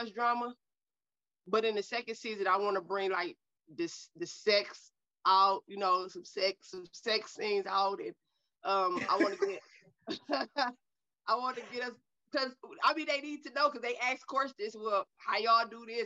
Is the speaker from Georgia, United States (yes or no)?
no; Cleveland, Ohio, United States; I was born and raised in Cleveland, Ohio